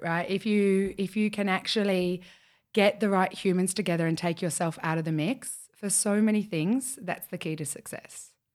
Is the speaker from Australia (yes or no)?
yes; Australia; being the Australian, or the only Australian in the room